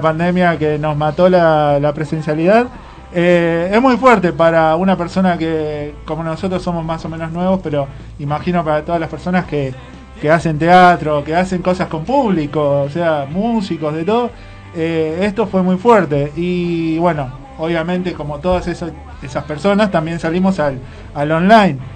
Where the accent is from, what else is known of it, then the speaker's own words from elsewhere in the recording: Villa Ballester, Buenos Aires Province, Argentina; yo soy de Villa Ballester